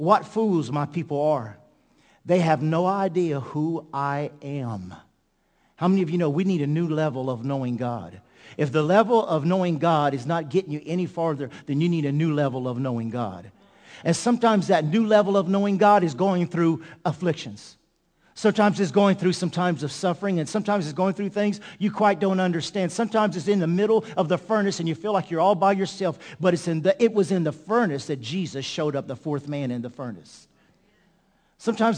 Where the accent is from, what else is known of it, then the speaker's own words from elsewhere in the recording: Ville Platte, Louisiana, United States; we're from Ville Platte, Louisiana